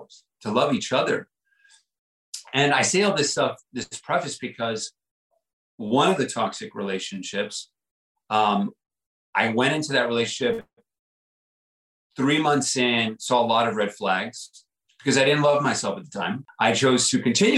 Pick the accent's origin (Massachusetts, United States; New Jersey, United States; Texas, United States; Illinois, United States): Texas, United States; El Paso; moved away as an adult; my first 18 years of growing up, I grew up in El Paso, Texas, border town